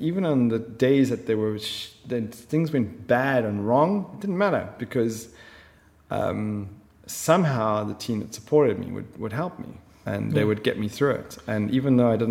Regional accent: South Africa; moved away as an adult; also born or lived in Middle East; I'm from South Africa. You know, we branded as racist. And, you know, we grew up in schools and our friends were from all over the planet

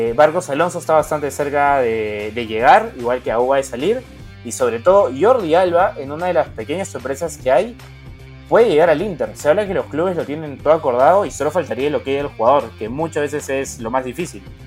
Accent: Peru; somos peruanos

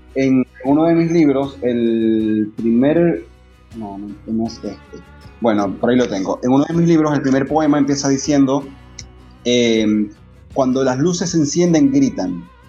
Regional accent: Maracaibo, Zulia, Venezuela; yo soy de Maracaibo

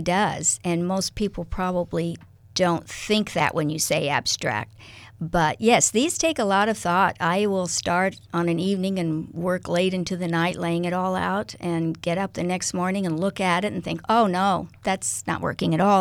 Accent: Kansas, United States; moved away as an adult; now in Lincoln, United States; I was born in Kansas

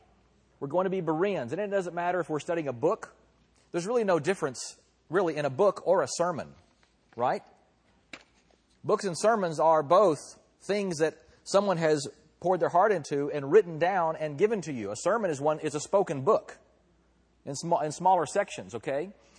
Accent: Texas, United States; now in California, United States; I am proud. And I'm also proud to be a Texan as well. And I should leave my foreign, I'm now a Californian as well, I guess.

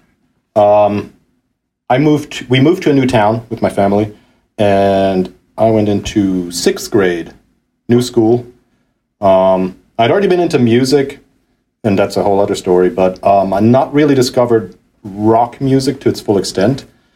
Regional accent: Basel, Basel-Stadt, Switzerland; moved away as an adult; now in North Carolina, United States; I grew up in Basel, which is northwest Switzerland.

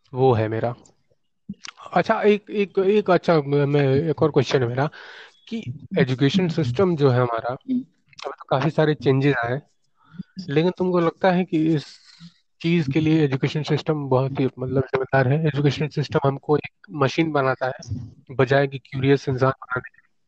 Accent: Dumraon, Bihar, India; born or raised there; moved away

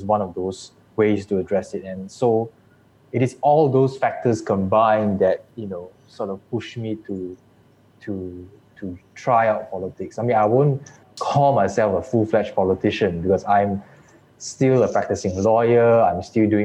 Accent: Muar, Johor, Malaysia; I'm from Johor, Muar specifically.

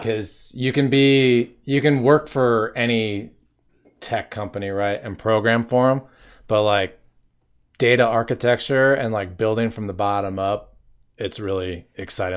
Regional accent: Wisconsin, United States; moved away as an adult; also born or lived in Los Angeles, California; when I was thirty, I left my home state of Wisconsin

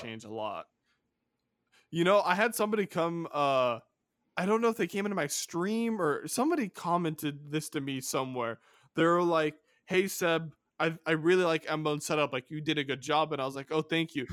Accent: California, United States; my home state of California

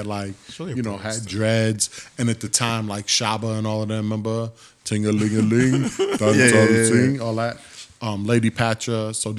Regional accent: New York City, New York, United States; I'm from Harlem.

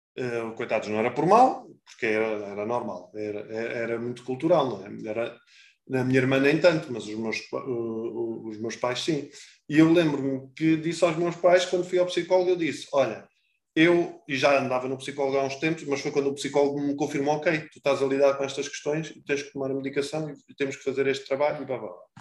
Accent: Portugal; nós somos muito bons, enquanto portugueses

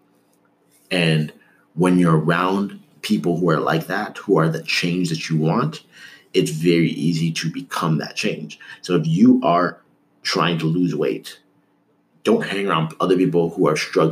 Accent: Toronto, Ontario, Canada; also born or lived in Markham; someone growing up in Toronto who had decided that he wanted to live in the States

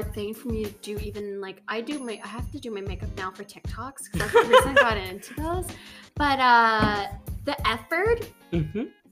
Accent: the Maritimes, Canada; also born or lived in Halifax, Canada; now in Toronto, Canada; we're both from the Maritimes

